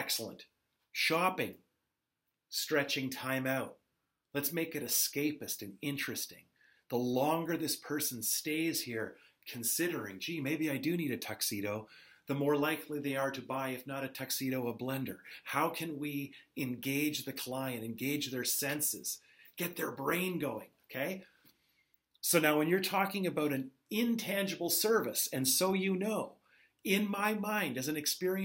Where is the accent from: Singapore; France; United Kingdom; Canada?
Canada; I am Canadian